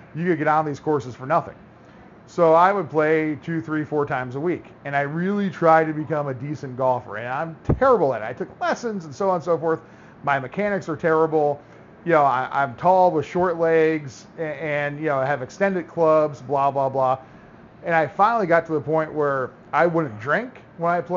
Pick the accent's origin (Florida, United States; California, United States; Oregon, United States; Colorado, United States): Florida, United States; moved away; I grew up in Florida